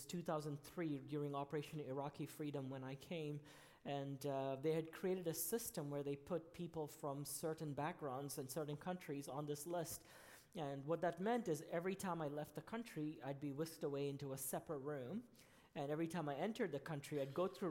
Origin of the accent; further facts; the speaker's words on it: Kuwait; moved away as an adult; also born or lived in Rhode Island, United States; now in United States; I came to the U.S. when I was 18. I was born in Kuwait